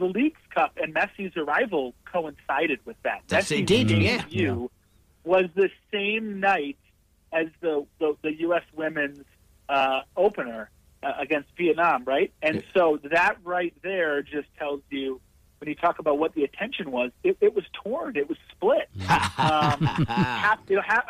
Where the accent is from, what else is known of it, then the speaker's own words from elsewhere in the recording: Minnesota, United States; moved away; I grew up in Minnesota, and all of my brothers are season ticket holders and family live in Minnesota